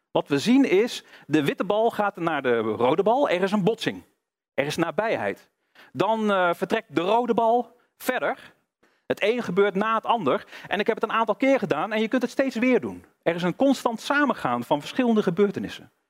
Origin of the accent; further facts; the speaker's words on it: North Brabant, Netherlands; Ik kom uit Brabant, dus ik, ik hou het even bij gewoon biljart.